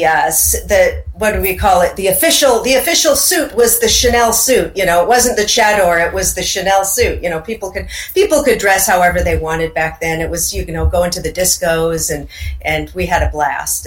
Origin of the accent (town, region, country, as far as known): Federal Way, Washington, United States; born or raised there; moved away as an adult; also born or lived in Tacoma, Washington / Olympia, Washington / Tehran, Iran / Hollywood, California